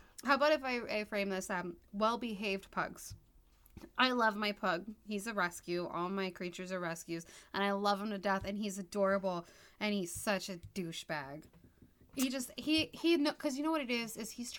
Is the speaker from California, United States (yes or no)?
yes; California, United States; I'm also from California